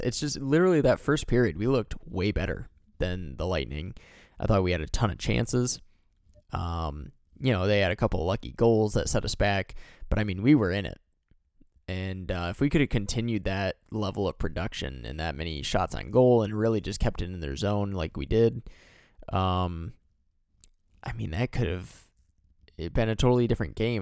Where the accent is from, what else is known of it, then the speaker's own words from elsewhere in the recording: Michigan, United States; I'm from Michigan